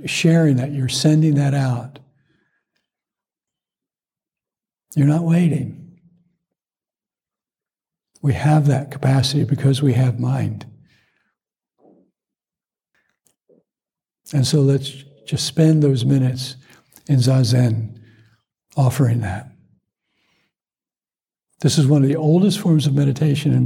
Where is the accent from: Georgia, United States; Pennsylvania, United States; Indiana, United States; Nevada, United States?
Georgia, United States; Atlanta; growing up in Atlanta